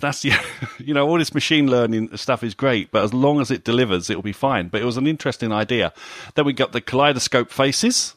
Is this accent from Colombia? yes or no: no; United Kingdom; we're British here